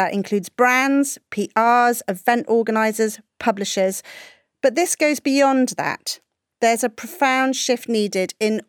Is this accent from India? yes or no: yes; India; now in United Kingdom; They only come to me because I'm Indian, but for all the wrong reasons.